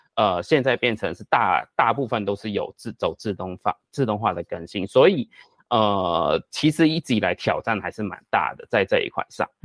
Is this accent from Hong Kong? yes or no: yes; Hong Kong; moved away as an adult; now in Taiwan; 我是香港， 我是香港人，然后呢， 呃， 我过来台湾